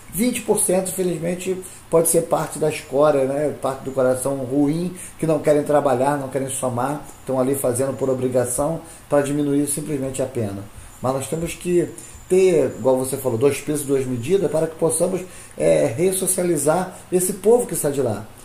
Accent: Brazil; hoje, nós aqui somos brasileiros

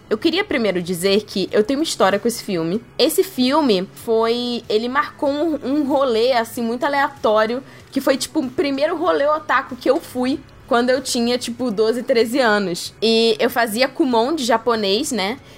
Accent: Rio de Janeiro, Brazil; principalmente na minha terrinha, Rio de Janeiro

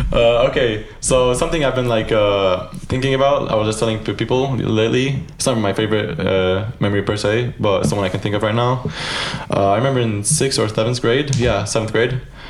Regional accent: Lebanon; also born or lived in Varberg, Sweden; I'm from Lebanon, man. Born and raised. No, I wasn't born and raised there. I was born in Sweden. Fun fact. In Varberg, where William lives.

